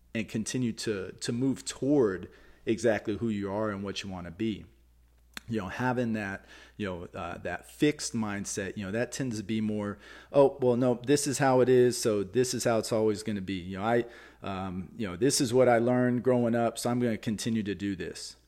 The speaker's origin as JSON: {"language": "English", "region": "Texas", "country": "United States", "tie": "born or raised there", "said": "I'm from Texas. I grew up in Texas"}